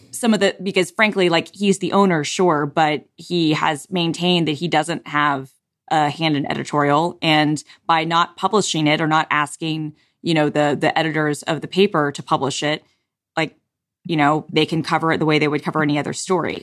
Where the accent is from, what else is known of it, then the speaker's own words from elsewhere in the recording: United States; accent: American; my Americanness and my ugly American accent